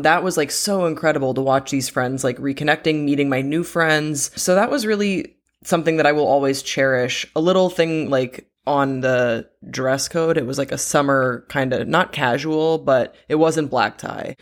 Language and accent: English; Belgium; moved away; the community that I grew up with in Belgium It's really, really close knit